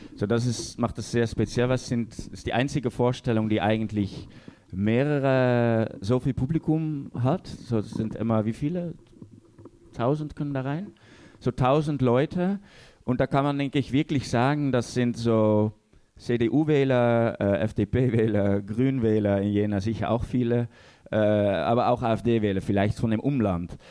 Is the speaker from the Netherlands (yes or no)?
yes; Netherlands; als Holländer